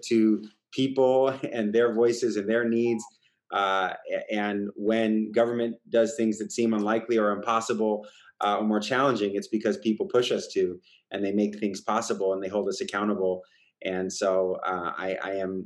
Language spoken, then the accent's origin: English; East Bay, Bay Area, California, United States; now in San Francisco, United States; I born and raised in the Bay Area, East Bay, like yourself, stuck around pretty much my whole career.